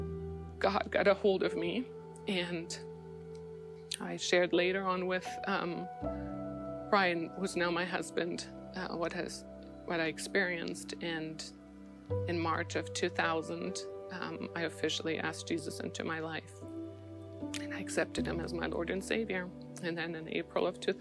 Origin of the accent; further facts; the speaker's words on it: East Germany, Germany; moved away; I grew up in East Germany under communism